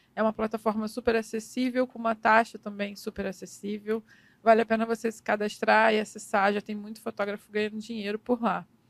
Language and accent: Portuguese; Miguel Pereira, Rio de Janeiro, Brazil; also born or lived in Nova Iguaçu; Mas eu não cresci lá. Eu cresci em Miguel Pereira